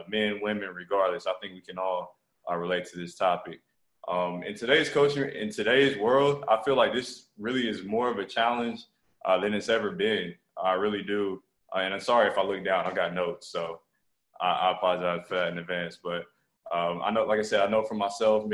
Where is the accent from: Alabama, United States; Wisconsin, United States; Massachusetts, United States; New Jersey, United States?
Alabama, United States; Montgomery; also born or lived in Okinawa, Japan; I was born in Okinawa, Japan, to a military family. Moved to Montgomery, Alabama when I was 2 years old. Grew up here, you know, all the way through high school